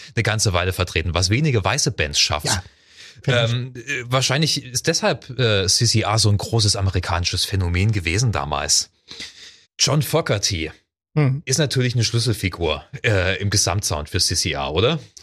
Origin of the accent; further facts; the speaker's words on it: Ore Mountains, Saxony, Germany; Es gab bei uns in der Gegend, ich bin im Erzgebirge äh, groß geworden